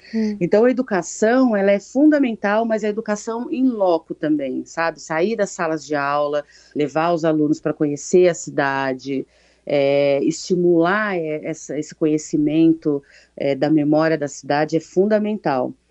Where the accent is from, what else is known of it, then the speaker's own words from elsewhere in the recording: São Paulo, Brazil; Eu nasci aqui, nasci na Zona Norte